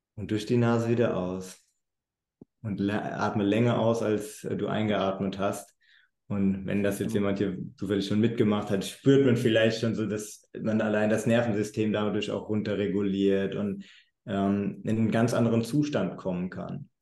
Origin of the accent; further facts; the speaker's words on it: Germany; moved away as an adult; also born or lived in United States; ich bin aus Deutschland, ich habe eine ganz andere Ausbildung als viele Amerikaner